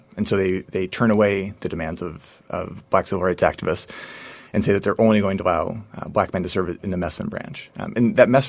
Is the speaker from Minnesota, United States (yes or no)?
yes; Minneapolis, Minnesota, United States; also born or lived in Bloomington, Minnesota; Grew up downtown Minneapolis, 13th and Nicollet, Nicollet Towers, until I was about 13 years old. Then my mom and I moved out to West Bloomington, where I went to high school. Actually, went to high school at St. Thomas Academy.